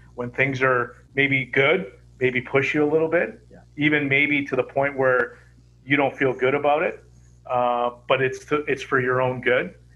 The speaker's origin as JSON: {"language": "English", "town": "Toronto", "region": "Ontario", "country": "Canada", "tie": "born or raised there", "moved": "yes", "said": "growing up in Toronto"}